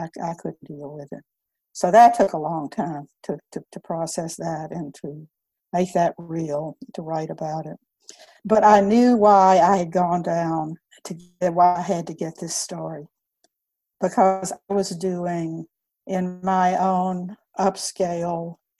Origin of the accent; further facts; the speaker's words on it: Columbus, Georgia, United States; I grew up in Columbus, Georgia, in the 40s and the 50s